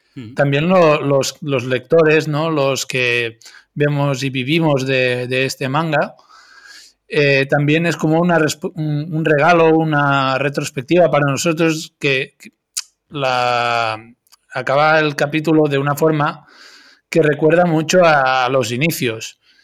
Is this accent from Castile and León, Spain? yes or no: no; Catalonia, Spain; los que somos de Cataluña